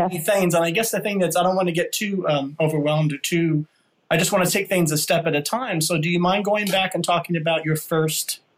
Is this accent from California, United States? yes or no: no; New York City, New York, United States; moved away; New York City, 1967 here. So we're both displaced, New Yorkers